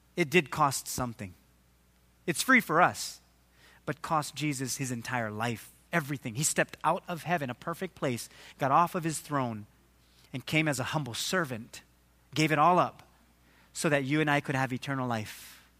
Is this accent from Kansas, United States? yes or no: no; Waimanalo, Hawaii, United States; I grew up in Waimanalo